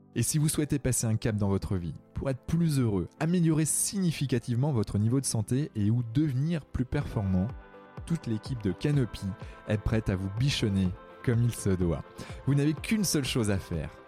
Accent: Brittany, France; je suis breton et, étant en breton, je suis assez fier de mes origines

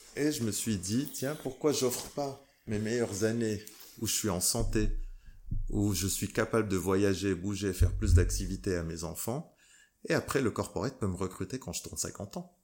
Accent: Morocco; moved away; also born or lived in Dubai / Bali; je suis marocain, je viens d'une société marocaine

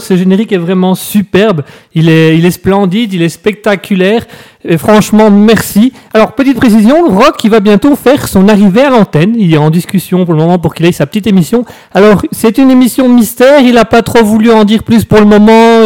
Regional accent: Belgium; en tant que Belge

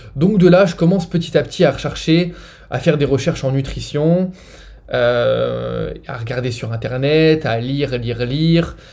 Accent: France; moved away as an adult; j'ai grandi, euh, j'ai grandi en France, hein. ça fait 7 ans que j'ai quitté la France maintenant

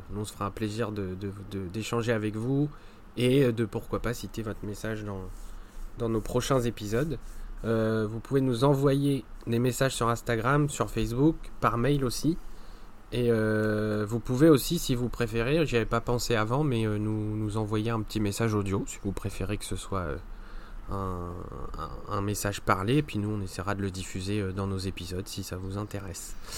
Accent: France; par chez nous en France

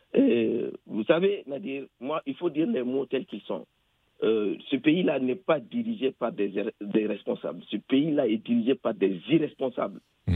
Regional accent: Niger; en tant que Nigérien dans mon pays

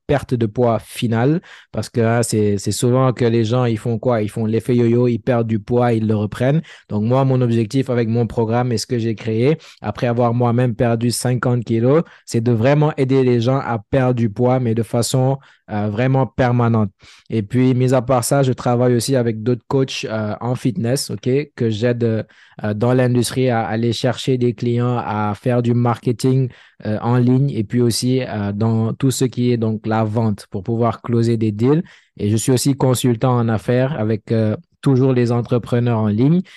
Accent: Senegal; moved away as an adult; also born or lived in Dakar; now in Montreal, Canada; je suis sénégalais

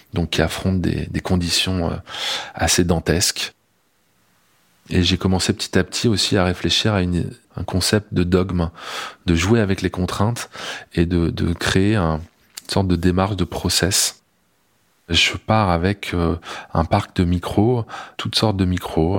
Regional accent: Grenoble, Auvergne-Rhône-Alpes, France; je suis né à Grenoble, hein, euh, dans les montagnes

